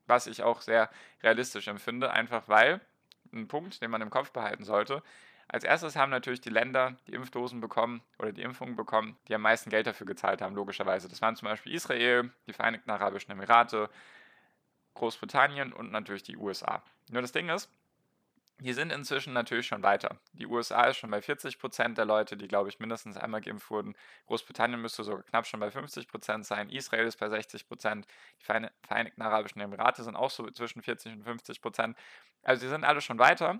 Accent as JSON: {"language": "German", "region": "Baden-Württemberg", "country": "Germany", "said": "weil ich komme aus Baden-Württemberg"}